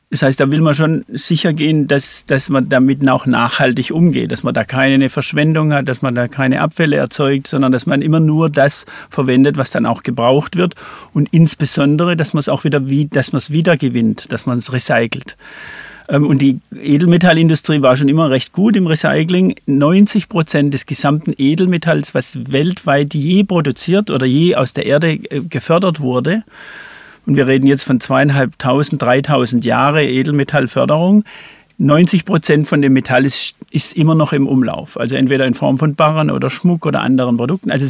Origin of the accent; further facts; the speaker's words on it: Pforzheim, Baden-Württemberg, Germany; Ich bin in Pforzheim groß geworden, habe da Abitur gemacht